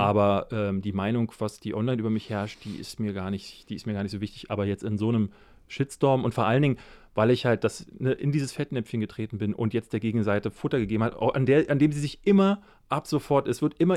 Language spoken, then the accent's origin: German; Berlin, Germany; Aber ich bin ja in Marzahn groß geworden